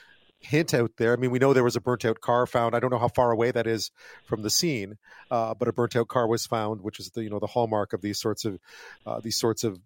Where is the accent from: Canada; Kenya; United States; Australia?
Canada; Montreal, Quebec; now in British Columbia, Canada; I grew up in Montreal during the biker wars